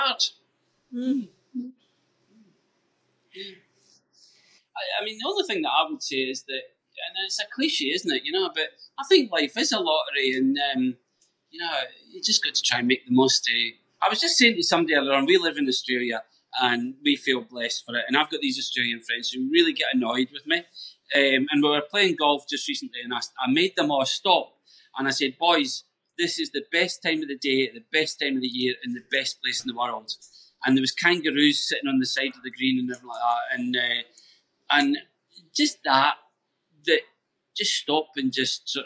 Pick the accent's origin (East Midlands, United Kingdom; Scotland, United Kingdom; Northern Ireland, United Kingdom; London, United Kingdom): Scotland, United Kingdom; we grew up in Scotland